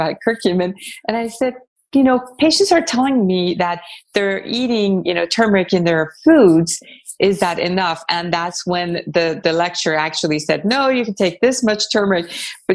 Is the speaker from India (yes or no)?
no; Iran; moved away; I was born in Iran, so I'm very familiar with Persian cuisine